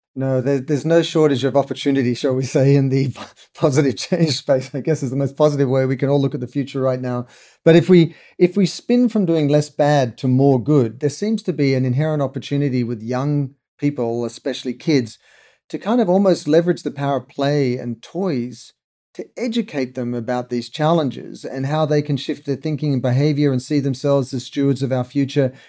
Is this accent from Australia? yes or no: yes; Sydney, New South Wales, Australia; when I was really young in Australia, growing up in Sydney